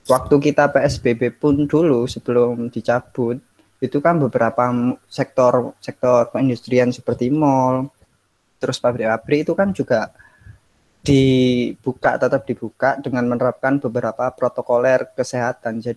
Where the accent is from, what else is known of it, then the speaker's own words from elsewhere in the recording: Surabaya, East Java, Indonesia; bahkan di kampung saya sendiri di daerah Surabaya Utara itu tempat ibadah ketika hari Jumat gitu, sholat Jumat sangat padat gitu